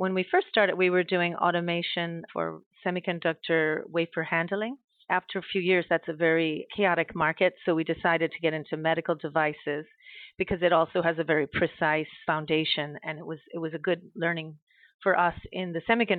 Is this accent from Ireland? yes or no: yes; Ireland; moved away; I'm from Ireland originally, and my dad was a production supervisor at an American company in Ireland